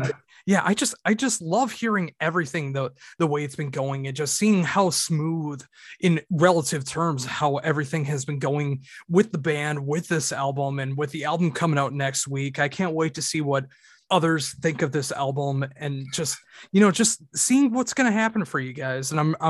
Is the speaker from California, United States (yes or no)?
no; Minnesota, United States; I'm from Minnesota in the United States.